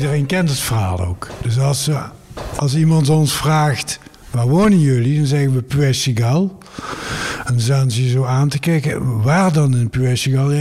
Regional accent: Amsterdam, North Holland, Netherlands; moved away as an adult; also born or lived in Cévennes, France; now in France; Ik ben echt Amsterdammer. In Amsterdam geboren en getogen.

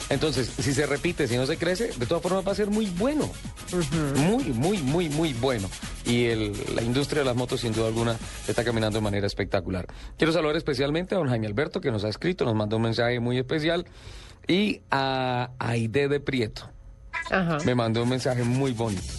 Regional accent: Santander, Colombia; now in Bogotá, Colombia; en mi tierra, en Santander

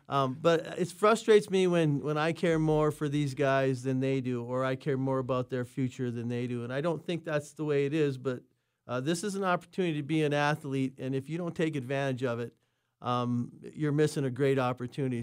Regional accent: Minnesota, United States; I'm from Minnesota

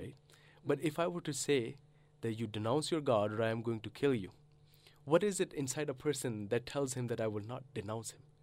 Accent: Canada; moved away as an adult; also born or lived in Karachi, Pakistan; now in Australia; I grew up in Canada, and I did my studies in Canada

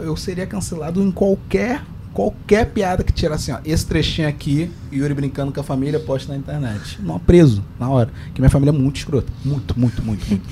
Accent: Rio de Janeiro, Brazil; accent: carioca

